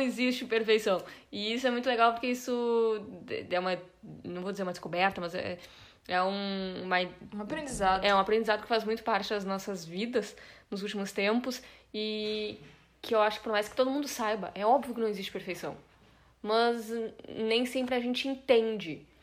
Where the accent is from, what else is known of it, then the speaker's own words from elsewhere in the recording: Brazil; sou brasileira